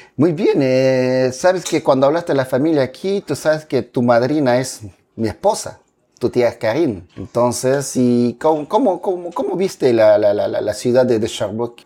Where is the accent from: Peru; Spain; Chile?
Peru; Pucallpa, Ucayali; now in Canada; la misma ciudad donde yo nací también